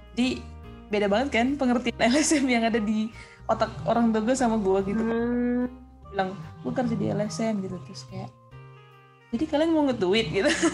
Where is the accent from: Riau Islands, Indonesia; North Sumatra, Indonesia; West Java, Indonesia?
North Sumatra, Indonesia; Tapanuli; now in Jakarta, Indonesia; gue kan dari Tapanuli